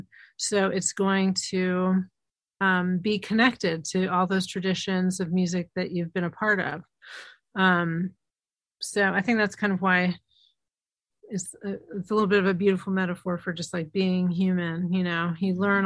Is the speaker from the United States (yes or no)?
yes; New York City, New York, United States; growing up in Manhattan